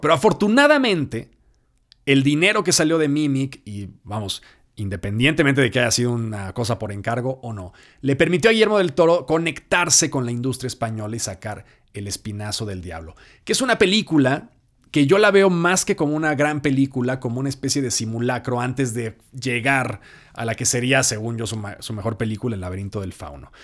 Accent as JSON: {"language": "Spanish", "country": "Mexico"}